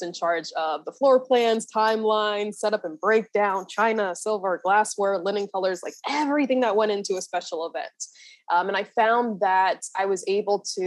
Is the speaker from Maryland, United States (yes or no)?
yes; Maryland, United States; I was born and raised in Maryland.